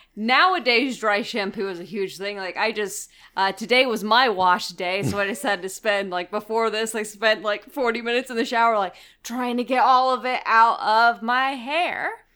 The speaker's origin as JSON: {"language": "English", "region": "Florida", "country": "United States", "said": "I'm from the fucking South. I'm from Florida"}